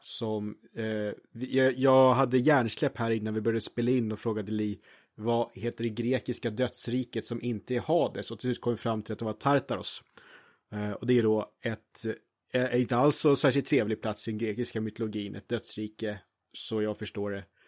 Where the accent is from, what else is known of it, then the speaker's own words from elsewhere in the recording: Norrtälje, Stockholm County, Sweden; jag är ju från Norrtälje